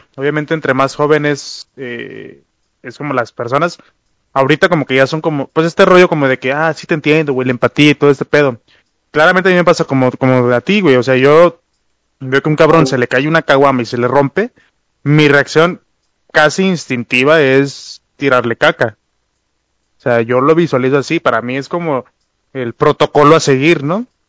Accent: Mexico; como vatos mexicanos

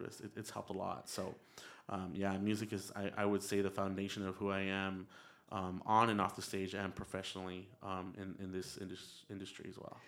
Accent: El Paso, Texas, United States; also born or lived in San Antonio, Texas; I was raised in El Paso, Texas

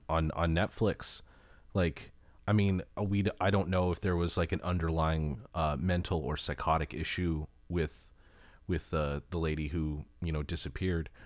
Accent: Tujunga, California, United States; I'm from Tahanga

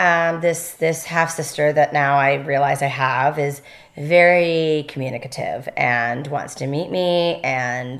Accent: Canada; now in Los Angeles, United States; I grew up in a really, really small town in Canada.

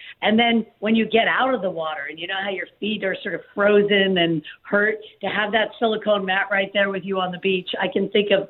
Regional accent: Malibu, California, United States; I grew up in Malibu

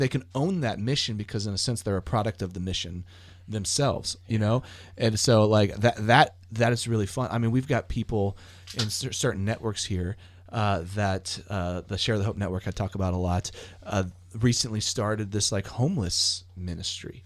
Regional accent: United States; I'm an American

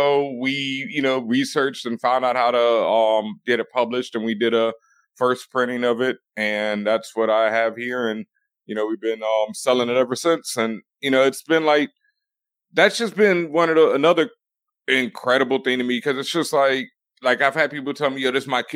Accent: Houston, Texas, United States; I grew up in Houston

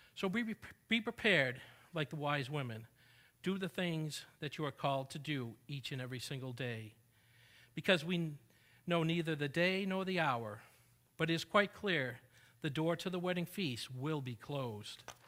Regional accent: New England, United States; now in Texas, United States; I did not grow up in Texas, but I grew up in New England

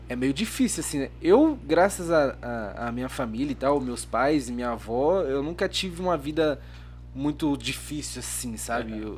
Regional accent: São Paulo, Brazil; also born or lived in Grajaú, São Paulo; eu nasci no Capão Redondo, Capão no Redondo. Jardim Irene.

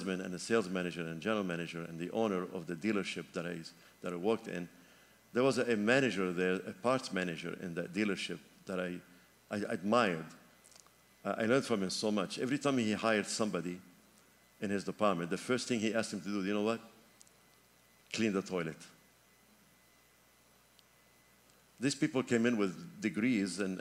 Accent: Lebanon; moved away; my home country, Lebanon

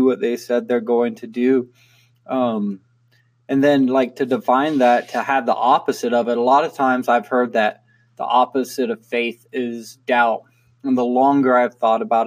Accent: California, United States; I grew up in California

